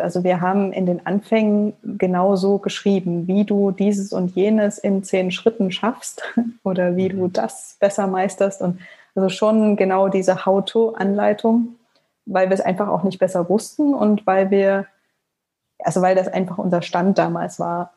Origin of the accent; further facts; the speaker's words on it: Leipzig, Saxony, Germany; also born or lived in Frankfurt (Oder); ich komme aus Leipzig gebürtig und ähm, ja, habe hier Abi gemacht